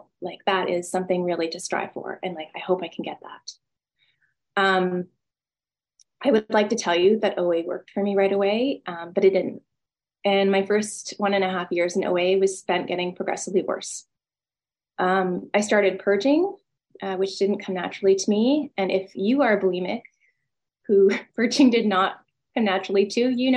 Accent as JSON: {"language": "English", "town": "Vancouver", "region": "British Columbia", "country": "Canada", "moved": "yes", "said": "I'm from Vancouver originally"}